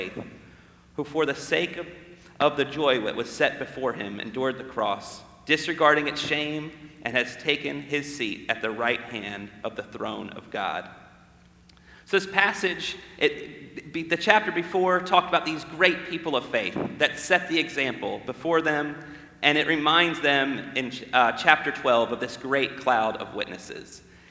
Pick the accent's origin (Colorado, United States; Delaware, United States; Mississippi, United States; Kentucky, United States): Delaware, United States; also born or lived in Florida; now in Gadsden, United States; I'm a Yankee. I'm from Delaware, and I also lived in Florida